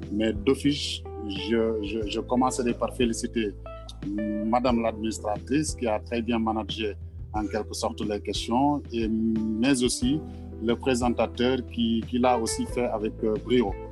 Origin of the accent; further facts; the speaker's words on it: Senegal; moi, je suis là au Togo, je suis sénégalais